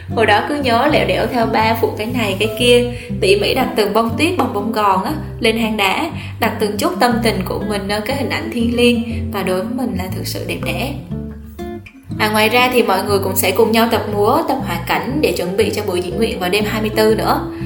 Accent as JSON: {"language": "Vietnamese", "region": "Gia Lai", "country": "Vietnam", "tie": "born or raised there", "moved": "as an adult", "lives_now": "Da Nang, Vietnam", "said": "Mình lớn lên ở Gia Lai"}